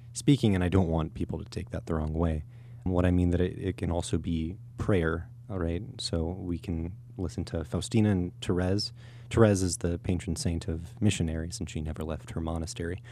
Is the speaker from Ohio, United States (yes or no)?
no; University City, Missouri, United States; I grew up in Christ the King Parish up in University City